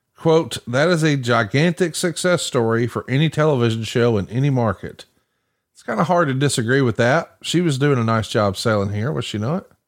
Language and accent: English; Alabama, United States; I'm from Alabama, and that's not a phrase I'm familiar with down here